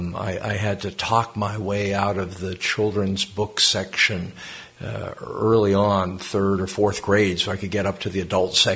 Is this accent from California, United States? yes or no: no; Lexington, Massachusetts, United States; moved away as an adult; also born or lived in Switzerland / Canada / Kenya; I grew up in Lexington, Massachusetts, not too far from here